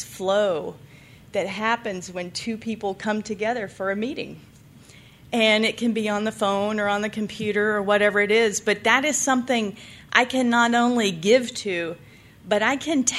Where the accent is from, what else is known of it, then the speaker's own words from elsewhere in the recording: the South, United States; now in Nevada, United States; I was from the South, and they take their religion real seriously down there